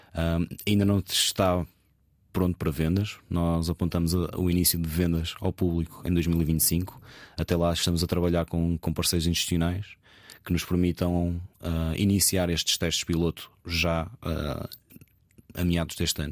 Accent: Póvoa de Varzim, Norte, Portugal; moved away as an adult; now in Lisbon, Portugal; sou natural da Povo de Varzim, estou a viver em, em Lisboa uh, já há 15 anos, desde que entrei, fiz os meus 18 anos

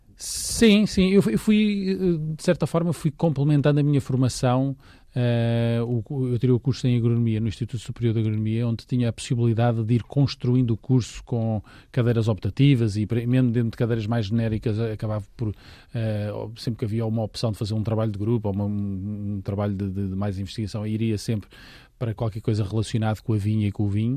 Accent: Lisbon, Portugal; Eu sou de Lisboa, portanto estou aqui ao lado

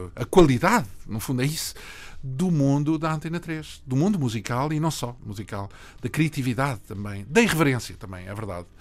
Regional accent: Portugal; Nós somos português

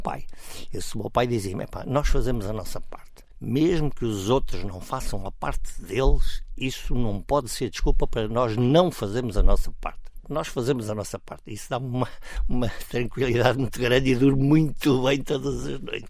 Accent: Cascais, Lisbon, Portugal; Quando eu nasci, eu morava no Monte

